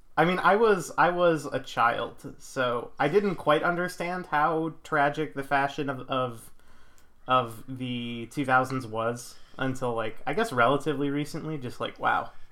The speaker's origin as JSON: {"language": "English", "town": "Buffalo", "region": "New York", "country": "United States", "tie": "born or raised there", "said": "not a lot of kids that I grew up with in the Buffalo suburbs"}